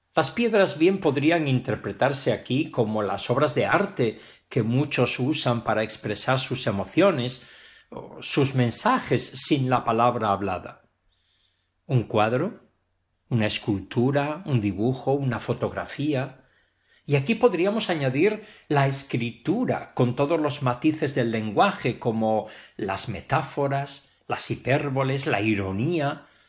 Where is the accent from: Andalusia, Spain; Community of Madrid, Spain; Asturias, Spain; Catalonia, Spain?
Asturias, Spain; Pravia; now in Barcelona, Spain; En mi Asturias querida y concretamente en Pravia, en la villa donde yo nací